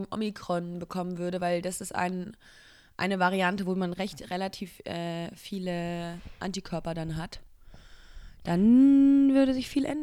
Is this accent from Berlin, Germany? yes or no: no; Cologne, North Rhine-Westphalia, Germany; Ich, ich komme aus Köln. Es tut mir so leid.